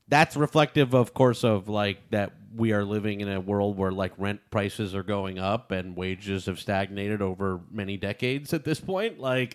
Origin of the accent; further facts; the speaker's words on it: New York City, New York, United States; and I grew up in Staten Island, where I was on the swim team and became a lifeguard.